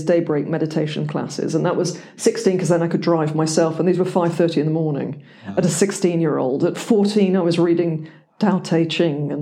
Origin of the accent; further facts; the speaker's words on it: England, United Kingdom; moved away; also born or lived in United States; I am English